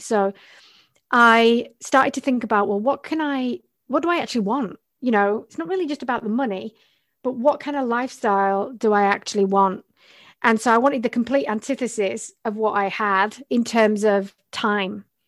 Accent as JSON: {"language": "English", "region": "the north of England", "country": "United Kingdom", "also_born_or_lived": "Australia", "moved": "yes", "lives_now": "Montreal, Canada", "said": "I'm originally from England, which is, um, I'm from the north of England"}